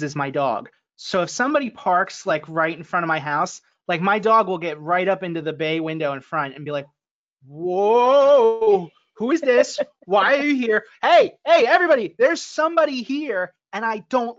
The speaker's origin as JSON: {"language": "English", "country": "United States", "said": "I'm definitely an American"}